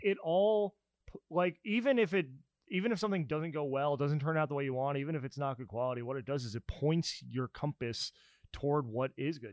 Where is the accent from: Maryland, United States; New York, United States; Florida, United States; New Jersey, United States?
New Jersey, United States; moved away as an adult; also born or lived in Pennsylvania; now in Nashville, United States; I grew up in New Jersey